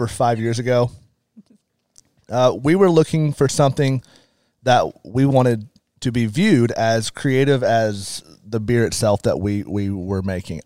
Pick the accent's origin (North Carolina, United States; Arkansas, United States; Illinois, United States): Arkansas, United States; Rogers; I was born and raised in Rogers, Arkansas.